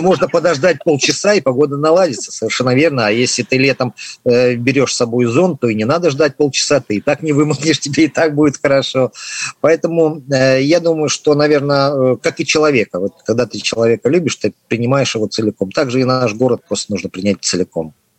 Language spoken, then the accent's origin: Russian; Saint Petersburg, Russia; это город, в котором я родился, в котором я вырос, правда, с периодическими отлучками из города Санкт-Петербурга